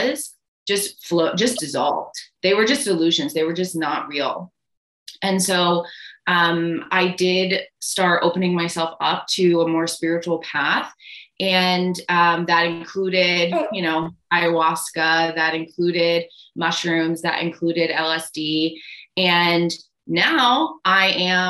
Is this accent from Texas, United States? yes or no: no; Connecticut, United States; moved away as an adult; now in Guatemala; I'm originally from Connecticut in the US